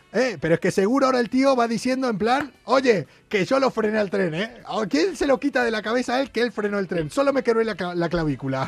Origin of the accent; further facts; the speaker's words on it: Argentina; now in Madrid, Spain; los argentinos, eso, somos